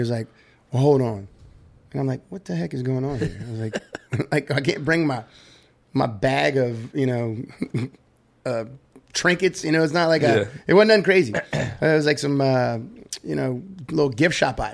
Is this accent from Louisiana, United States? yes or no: yes; Louisiana, United States; I'm from Louisiana.